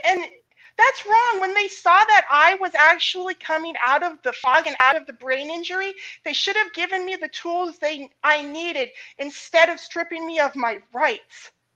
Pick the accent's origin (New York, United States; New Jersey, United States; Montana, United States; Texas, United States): Montana, United States; I grew up in Montana